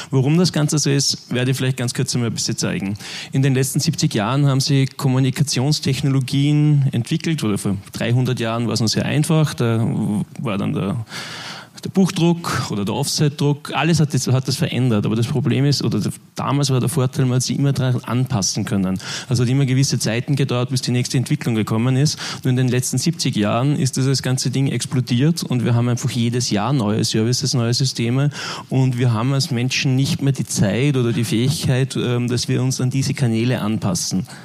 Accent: Linz, Upper Austria, Austria; also born or lived in Vienna; ich komme aus Linz, habe Jahre, Jahrzehnte lang eigentlich auch in Wien gewohnt

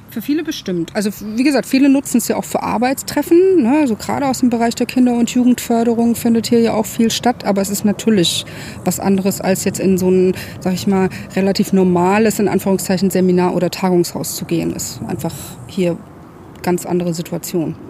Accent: Frankfurt am Main, Hesse, Germany; moved away as an adult; also born or lived in Baltic Sea coast; now in Darmstadt, Germany; ich komme eigentlich aus Frankfurt, habe an der Ostsee gelebt zu der Zeit

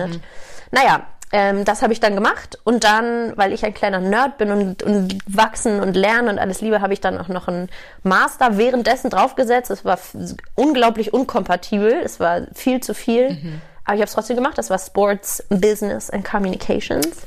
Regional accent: Hamburg, Germany; born there; moved away as an adult; now in Munich, Germany; 29 Jahre, gebürtige Hamburgerin, seit zehn Jahren jetzt aber schon in München.

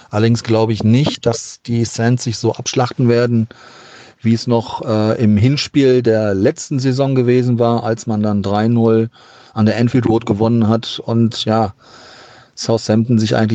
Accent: Duisburg, North Rhine-Westphalia, Germany; now in Xanten, Germany; Ich bin ein Kind des Ruhrgebiets, genauer gesagt aus der Stahlstadt Duisburg wohne mittlerweile am wunderschönen, ruhigen Niederrhein.

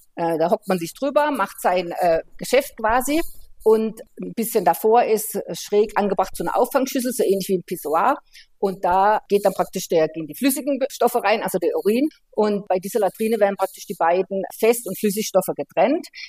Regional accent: Germany; wenn man so wie bei uns in Deutschland halt jeden Tag lebt

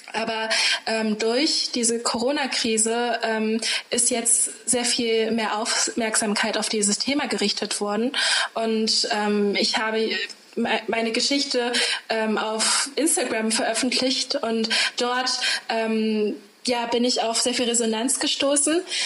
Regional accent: Germany; ich bin hier aufgewachsen

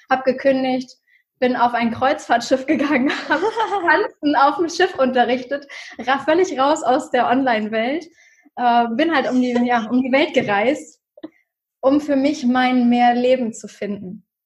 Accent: Germany; Ähm, ich komme ursprünglich aus der Nähe von Hamburg und habe in 2016 für mich beschlossen, es muss irgendwie mehr für mein Leben geben.

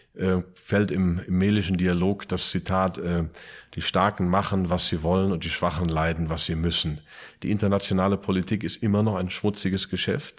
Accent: Plettenberg, North Rhine-Westphalia, Germany; also born or lived in United States; now in Eifel, Germany; Jetzt die Eifel, geboren in Plettenberg, Sauerland

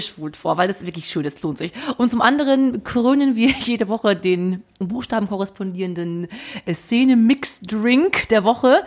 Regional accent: Brilon, North Rhine-Westphalia, Germany; aus meinem Heimatort

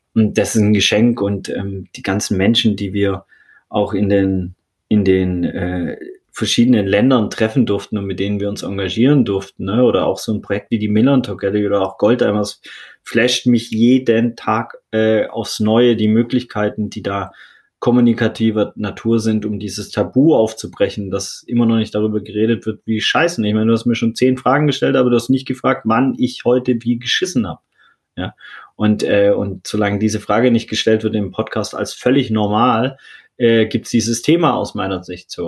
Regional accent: Swabia, Baden-Württemberg, Germany; moved away; also born or lived in St. Pauli, Hamburg; ich bin ja im Schwarmländler aufgewachsen, so im Bildungsbürgertum

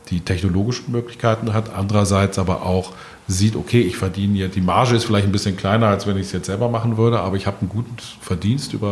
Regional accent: Bonn, North Rhine-Westphalia, Germany; now in Berlin, Germany; Ich komme aus Bonn, ähm, oh. gebürtig, meine Heimatstadt

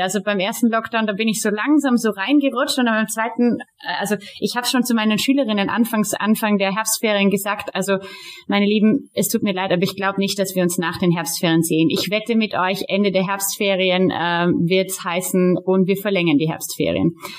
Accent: Austria; hier bei uns in Österreich

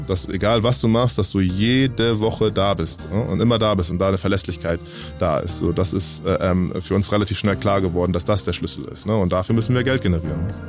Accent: Hamburg, Germany; ich komme halt aus Willensburg ähm, in mhm. Hamburg, das ist halt ein Stadtteil

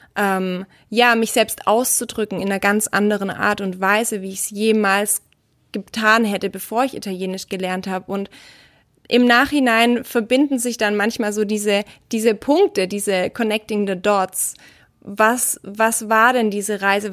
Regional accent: Germany; als Deutscher

